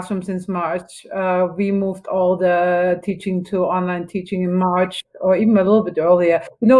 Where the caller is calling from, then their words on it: Berkeley, California, United States; Yeah, I'm calling from Northern California, from Berkeley, and we are currently in our third wave.